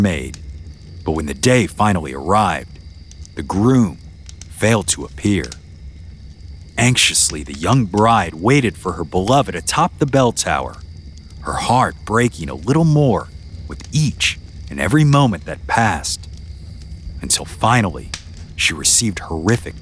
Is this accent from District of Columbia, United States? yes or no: no; Louisiana, United States; my home state. There's this small, unincorporated community there known as Taylortown.